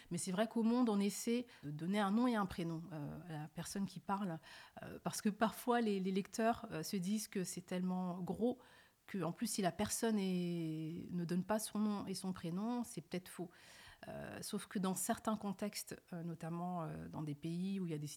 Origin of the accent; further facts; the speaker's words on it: France; born there; also born or lived in Senegal / Mali / Gambia; Oui, je suis né née en France. D'accord. J'ai passé une partie de mon enfance entre le Sénégal, le Mali et la Gambie.